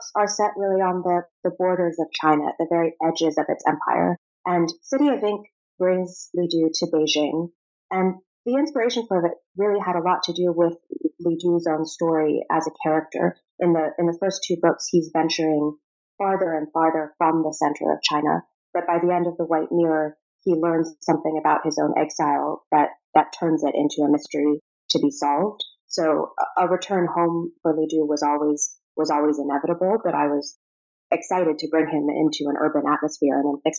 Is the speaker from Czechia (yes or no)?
yes; Prague, Czechia; moved away; also born or lived in Rome, Italy / Moscow, Russia / Virginia, United States; So I was born in Rome, and we lived in Moscow for 5 years after that. So my earliest memories involve a lot of Russian fairy tales, Russian art, picnics in the snow. And after that, we moved to Virginia for a bit and then to Prague, which is where I went to high school.